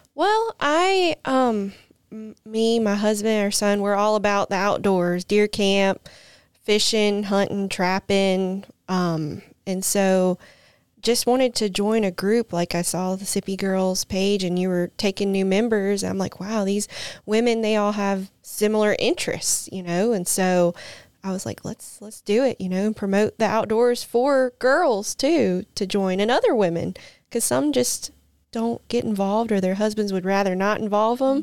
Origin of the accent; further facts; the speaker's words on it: Bay St. Louis, Mississippi, United States; now in Brandon, United States; I'm originally from the Gulf Coast, though. I grew up in Bay St. Louis